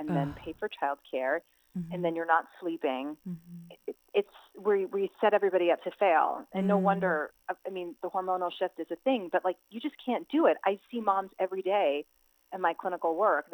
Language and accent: English; United States; As an Indian American woman